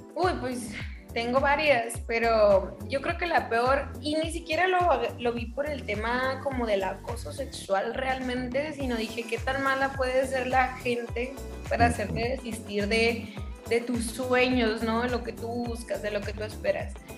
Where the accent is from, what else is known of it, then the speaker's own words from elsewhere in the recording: Hermosillo, Sonora, Mexico; moved away as an adult; Yo soy de Hermosillo, Sonora, súper mega orgullosa de la tierra que me vio nacer.